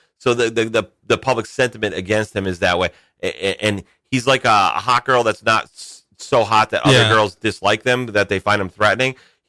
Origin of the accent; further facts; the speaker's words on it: New England, United States; I'm from New England.